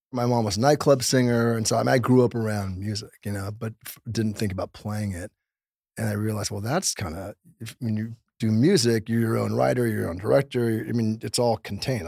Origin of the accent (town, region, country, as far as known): Los Angeles, California, United States; born or raised there